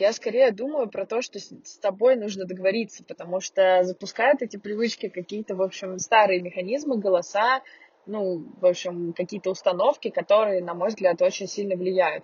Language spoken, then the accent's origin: Russian; Saint Petersburg, Russia; also born or lived in Moscow; now in Yekaterinburg, Russia; я из э, Петербурга